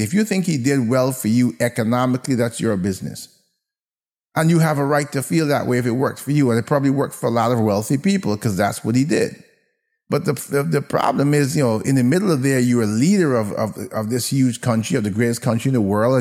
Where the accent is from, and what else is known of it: United States